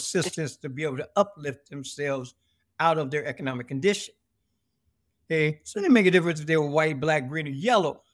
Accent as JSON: {"language": "English", "town": "Seattle", "region": "Washington", "country": "United States", "tie": "born or raised there", "said": "born and raised in Seattle, Washington"}